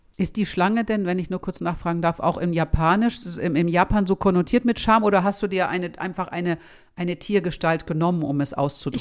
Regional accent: Schleswig-Holstein, Germany; Ich komme aus Schleswig-Holstein

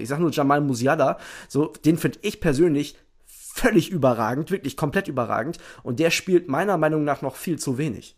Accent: Lower Saxony, Germany; ich bin ja Niedersachse

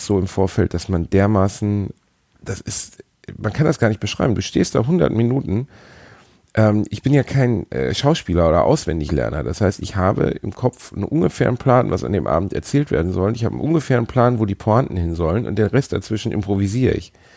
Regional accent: Gelsenkirchen, North Rhine-Westphalia, Germany; meiner Heimatstadt Gelsenkirchen

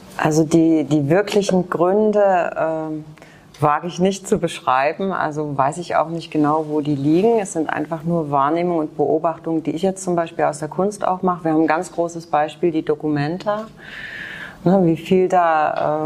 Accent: Germany; also born or lived in Leipzig; ich bin in der DDR groß geworden

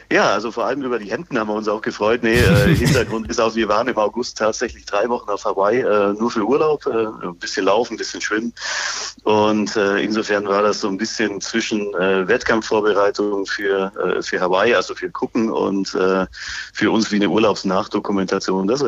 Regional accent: Bavaria, Germany; born there; Nein, äh, ich bin gebürtiger Bayer und deswegen bin ich weniger

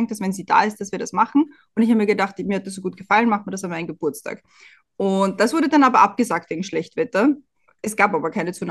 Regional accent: Austria; Und bei uns in Österreich wird einem immer einge, eingebläut, ja, nicht über den Gegner reden.

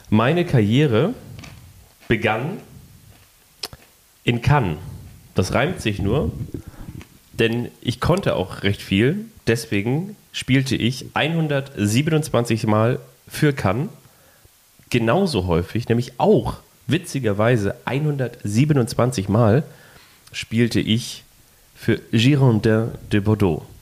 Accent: Lagos, Nigeria; Ich komme aus Nigeria. Ganz genau wurde ich 1974 in Lagos geboren.

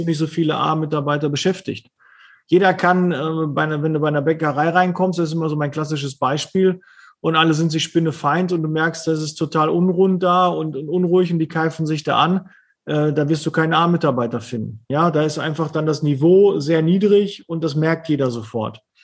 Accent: Ruhr area, North Rhine-Westphalia, Germany; ich bin halt aus dem Ruhrpott

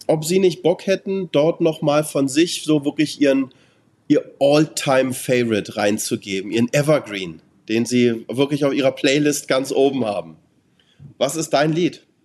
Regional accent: Germany; Und ich, wie gesagt, ich bin Deutscher, ich darf in Amerika nicht wählen

